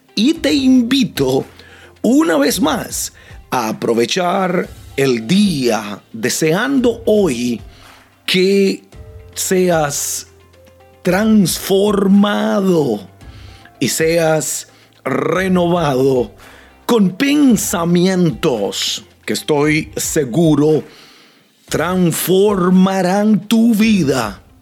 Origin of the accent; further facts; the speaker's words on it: Costa Rica; now in United States; nací en Costa Rica, pero esta se ha convertido en mi nación